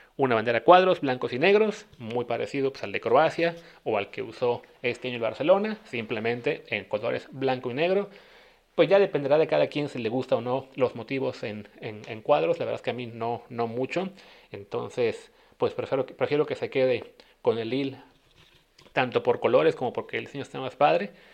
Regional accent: Veracruz, Mexico; nosotros que somos los veracruzanos

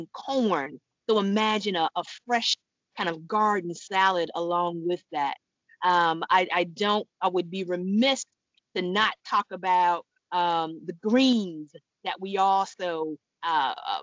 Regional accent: Detroit, Michigan, United States; born and raised in Detroit

